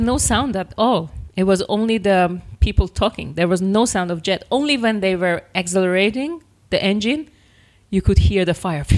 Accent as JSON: {"language": "English", "area": "north of Iran near Caspian Sea", "region": "northern Iran", "country": "Iran", "tie": "born or raised there", "moved": "yes", "lives_now": "Virginia Beach, United States", "said": "I actually missed my hometown because no, I'm from north of Iran near Caspian Sea"}